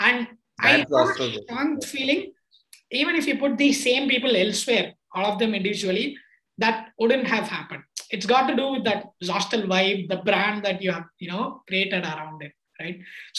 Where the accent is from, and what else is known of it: Tiruchirappalli, Tamil Nadu, India; born or raised there